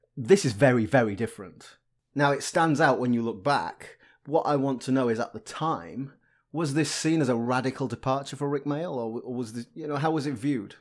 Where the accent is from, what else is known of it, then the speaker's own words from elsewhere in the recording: Yorkshire and the Humber, United Kingdom; I grew up in Yorkshire